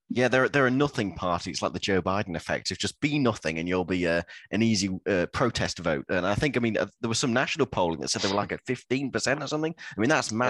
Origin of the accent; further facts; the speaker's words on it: Lincoln, East Midlands, United Kingdom; I'm from Lincoln, which is a, a, seat that doesn't get talked about much.